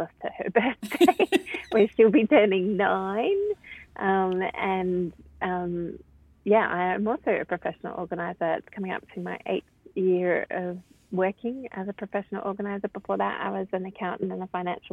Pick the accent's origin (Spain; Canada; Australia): Australia; Melbourne, Victoria; moved away as an adult; now in Sydney, Australia; I was born in Sydney but grew up in Melbourne